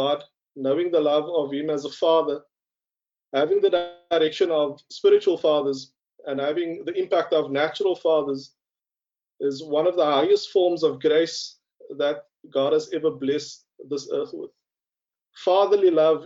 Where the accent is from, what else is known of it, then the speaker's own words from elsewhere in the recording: Cape Town, Western Cape, South Africa; as a young colored man growing up on the Cape Flats